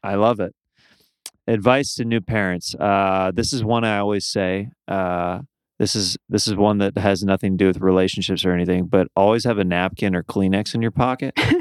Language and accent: English; Midwest, United States; moved away; we're both from the Midwest